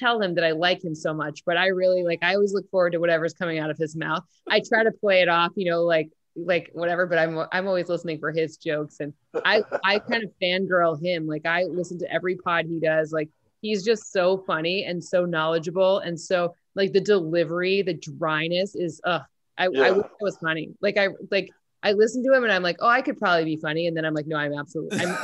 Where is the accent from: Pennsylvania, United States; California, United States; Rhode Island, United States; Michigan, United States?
Michigan, United States; East Lansing; I grew up in a football town. I'm from East Lansing, Michigan